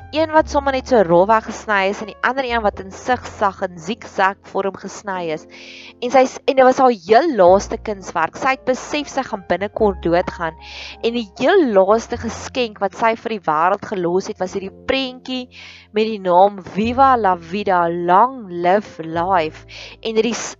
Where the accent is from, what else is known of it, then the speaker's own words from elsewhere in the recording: South Africa; ons as Suid-Afrikaners